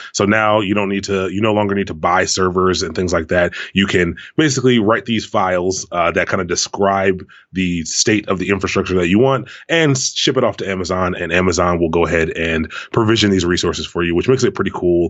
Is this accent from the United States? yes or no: yes; Prince George's County, Maryland, United States; moved away as an adult; also born or lived in Washington, D.C. area; now in Baltimore, United States; I grew up in Prince George's County